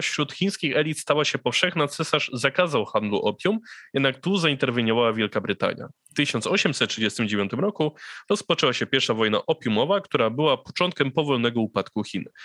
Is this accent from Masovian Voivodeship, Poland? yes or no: yes; Sierpc, Masovian Voivodeship, Poland; pochodzę z miasta, w którym jest robione